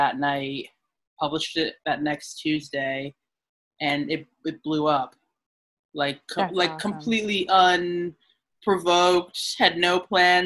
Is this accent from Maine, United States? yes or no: yes; Lewiston, Maine, United States; also born or lived in California / New York City; now in Portland, United States; So me, I was born in California, but I moved here when I was five, so very young. I grew up in Lewiston.